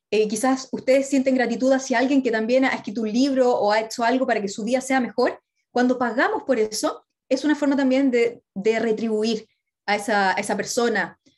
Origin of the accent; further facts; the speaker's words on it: Chile; de los sudamericanos, acá somos chilenos, de México, de argentino, de tantas partes